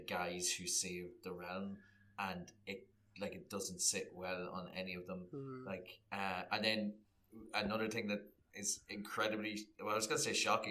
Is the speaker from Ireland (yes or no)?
yes; Ireland; growing up in Catholic repressed Ireland